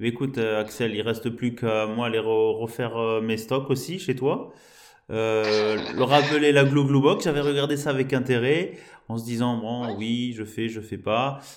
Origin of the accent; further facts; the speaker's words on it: Bordeaux, Nouvelle-Aquitaine, France; en tant que bordelais.